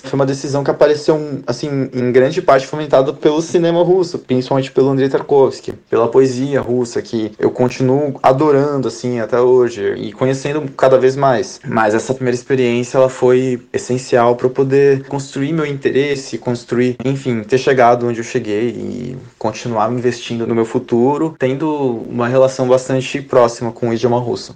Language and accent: Portuguese; Brazil; now in Russia; sendo brasileiro